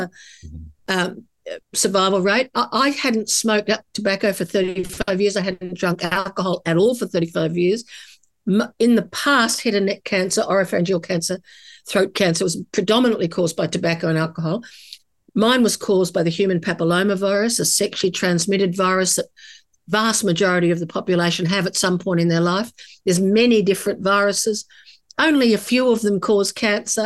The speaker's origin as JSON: {"language": "English", "country": "Australia", "said": "As an Australian woman"}